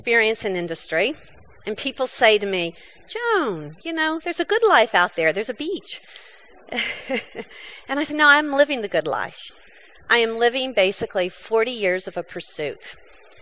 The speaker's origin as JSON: {"language": "English", "country": "United States", "said": "I'm an American."}